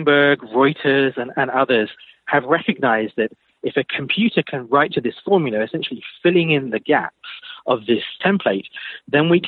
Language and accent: English; United Kingdom; now in United States; You probably guess from my accent, I'm not originally from the States, I'm from the UK